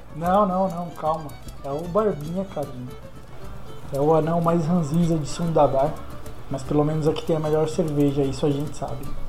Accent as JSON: {"language": "Portuguese", "town": "Recife", "region": "Pernambuco", "country": "Brazil", "tie": "born or raised there", "moved": "yes", "said": "lá de Recife, minha terra natal"}